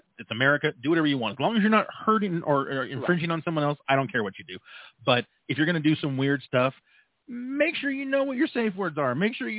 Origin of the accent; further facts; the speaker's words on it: California, United States; now in Colorado, United States; I grew up in California